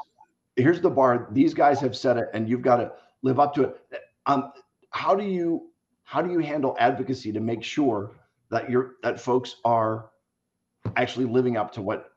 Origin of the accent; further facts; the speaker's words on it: Bryn Mawr, Pennsylvania, United States; now in Pittsburgh, United States; I actually grew up in Bryn Mawr.